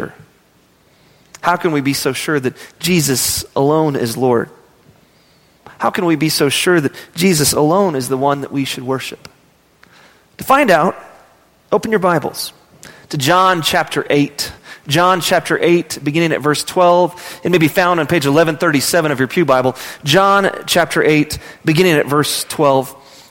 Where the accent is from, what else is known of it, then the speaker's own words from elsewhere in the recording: Midland, Texas, United States; I was from Midland, Texas.